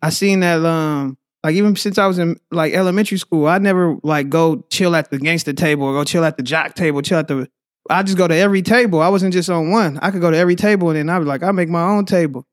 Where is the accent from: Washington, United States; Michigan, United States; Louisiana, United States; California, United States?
California, United States; Oakland; also born or lived in Tracy, California / San Leandro, California; I'm originally from Oakland